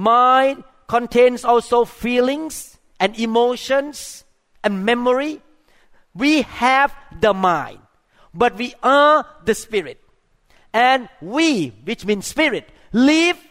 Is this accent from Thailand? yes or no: yes; Thailand; moved away; I grew up in Thailand